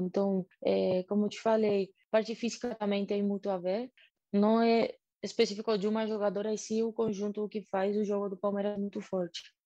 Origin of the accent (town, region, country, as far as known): Argentina; Portuguese is a second language; moved away as an adult; now in Brazil